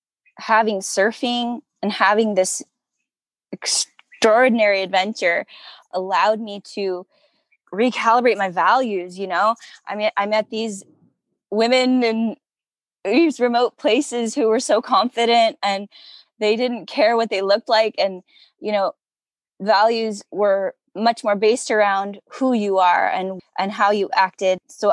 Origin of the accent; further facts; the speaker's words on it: Southern California, United States; growing up in Southern California, as a woman